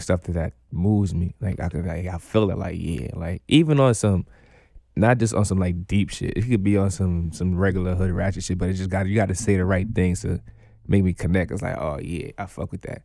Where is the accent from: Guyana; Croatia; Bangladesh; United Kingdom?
Guyana; moved away; I was born in Guyana